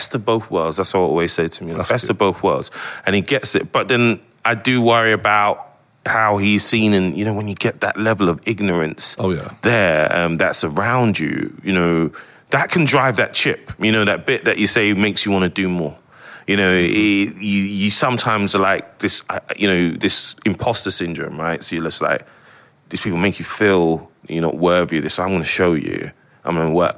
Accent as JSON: {"language": "English", "region": "London", "country": "United Kingdom", "tie": "born or raised there", "moved": "as an adult", "said": "I grew up in North London and Edmonton"}